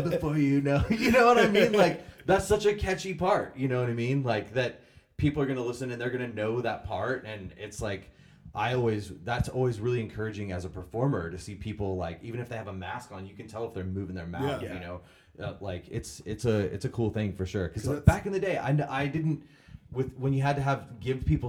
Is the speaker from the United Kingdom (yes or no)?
no; Vandalia, Illinois, United States; I grew up in Vandalia, Illinois